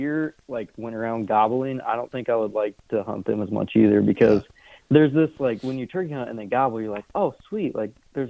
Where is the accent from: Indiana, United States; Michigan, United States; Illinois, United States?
Indiana, United States; moved away as an adult; now in Iowa, United States; I'm from Indiana, so sold my house, quit my job, moved to Iowa.